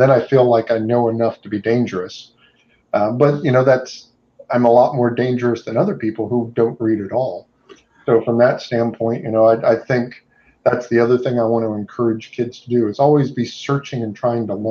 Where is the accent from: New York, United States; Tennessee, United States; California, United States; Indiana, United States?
Indiana, United States; now in Southeast United States; I moved there from Indiana. I'm originally from Indiana